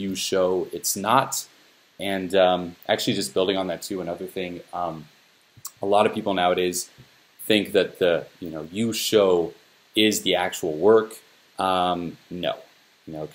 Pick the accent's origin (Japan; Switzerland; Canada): Switzerland; moved away as an adult; now in Los Angeles, United States; I'm from Switzerland, moved to Los Angeles